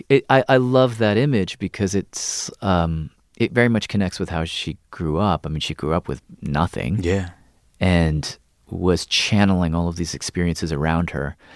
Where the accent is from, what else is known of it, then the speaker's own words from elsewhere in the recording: the South, United States; since I, since growing up in the South mm. about who I am in relation to that place